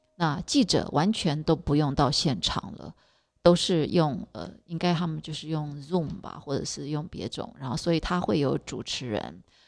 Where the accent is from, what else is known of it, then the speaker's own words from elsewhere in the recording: Taiwan; now in New York, United States; 我不是美国人。 ，我是道地的台湾人